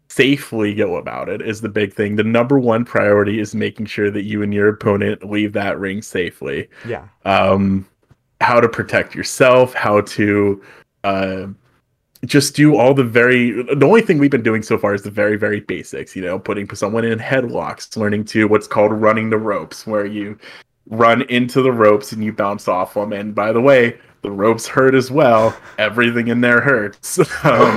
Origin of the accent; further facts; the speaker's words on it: United States; we Americans don't say